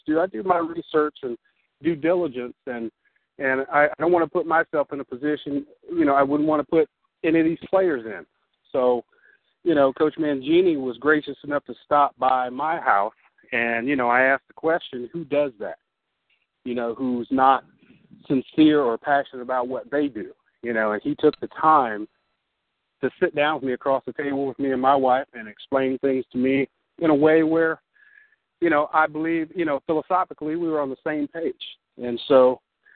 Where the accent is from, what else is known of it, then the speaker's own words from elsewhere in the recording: Ohio, United States; now in Sacramento, United States; I am originally from Ohio. I relocated here. I'm in Sacramento now